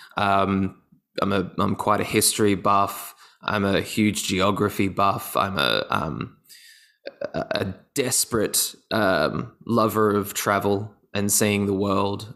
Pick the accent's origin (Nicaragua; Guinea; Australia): Australia; Gold Coast, Queensland; I was in high school up in my hometown, which is the Gold Coast.